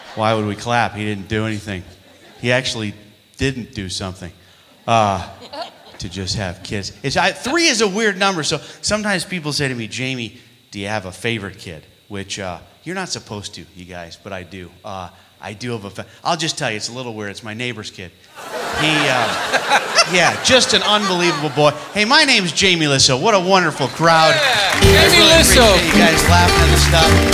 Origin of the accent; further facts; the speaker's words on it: New York, United States; moved away; I'm from New York